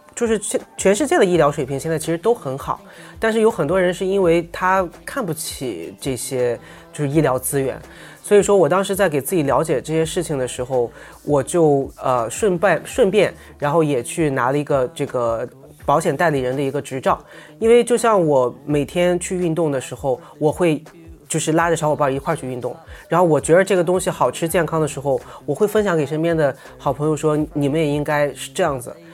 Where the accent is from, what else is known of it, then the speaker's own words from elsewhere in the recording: Qingdao, Shandong, China; moved away as an adult; now in Shanghai, China; 我是青岛人，我们从小其实在青岛